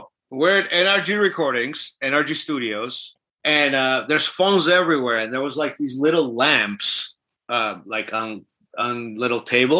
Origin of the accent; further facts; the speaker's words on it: Armenia; first language Armenian; English is a second language; moved away; I'm from Armenia, which is considered Eastern Armenian. So we speak Eastern Armenian dialect, but I speak both fluently